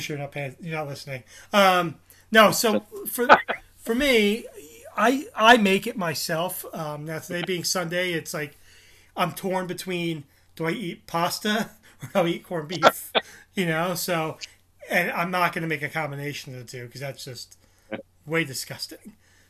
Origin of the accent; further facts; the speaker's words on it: Ireland; So another myth for St. Patty's Day, and one that I always follow as an Irishman, is eating the corned beef and cabbage as a traditional feast.